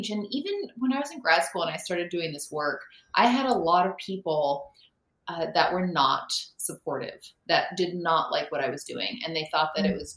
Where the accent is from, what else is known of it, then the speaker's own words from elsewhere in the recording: Reno, Nevada, United States; moved away; also born or lived in Seattle; I'm originally from Reno